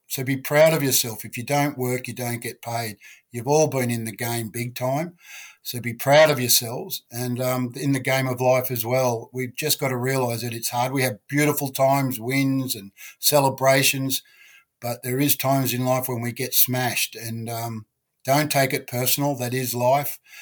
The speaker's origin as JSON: {"language": "English", "town": "Sydney", "region": "New South Wales", "country": "Australia", "tie": "born or raised there", "said": "I was brought up around the Balmain, North Ryde area, brought up fighting"}